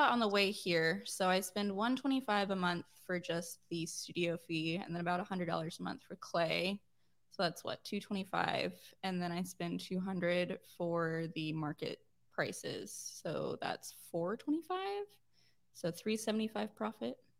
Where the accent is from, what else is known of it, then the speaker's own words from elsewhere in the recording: Austin, Texas, United States; I'm twenty-five and I'm from Austin